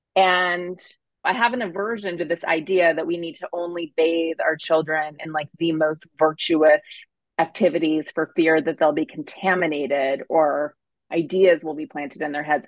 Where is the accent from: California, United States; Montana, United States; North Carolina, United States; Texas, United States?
Montana, United States; I grew up in Montana